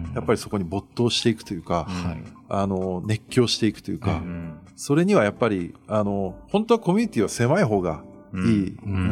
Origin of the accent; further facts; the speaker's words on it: Kyushu, Japan; 九州人としてはちょっと嬉しいみたいな